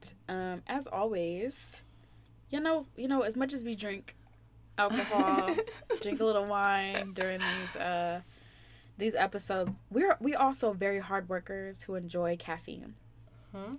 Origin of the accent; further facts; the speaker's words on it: Columbus, Ohio, United States; I'm from Ohio